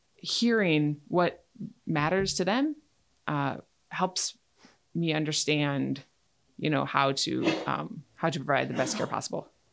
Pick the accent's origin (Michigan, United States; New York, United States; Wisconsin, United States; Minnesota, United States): Wisconsin, United States; Menomonie; moved away as an adult; also born or lived in Boston, Massachusetts / Alaska; I'm from Menominee, down by Eau Claire. Um, and that's where I went to college at U W Eau Claire